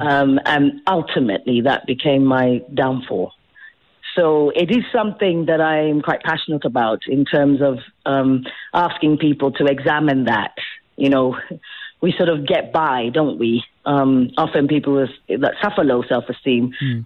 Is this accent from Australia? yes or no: no; South Africa; moved away; also born or lived in England; I am the South African actress. So how heartening to come home